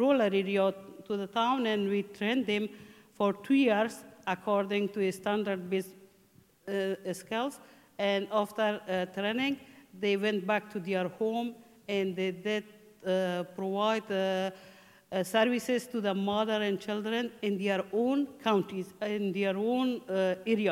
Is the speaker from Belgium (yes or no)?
no; Mazar-i-Sharif, Balkh, Afghanistan; English is a second language; moved away as an adult; also born or lived in Takhar province, Afghanistan; now in Ireland; I'm from Afghanistan. In 2000, I get married with my husband, and I came from Mazar Sharif